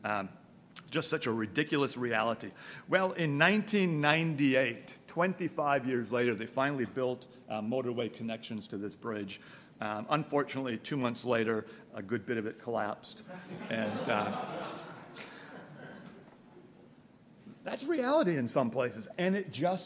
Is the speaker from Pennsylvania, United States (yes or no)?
no; Milwaukee, Wisconsin, United States; I grew up in Milwaukee.